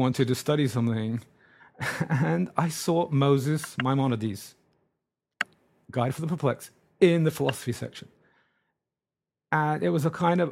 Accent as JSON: {"language": "English", "region": "England", "country": "United Kingdom", "tie": "born or raised there", "moved": "as an adult", "lives_now": "Brooklyn, New York, United States", "said": "I grew up in England"}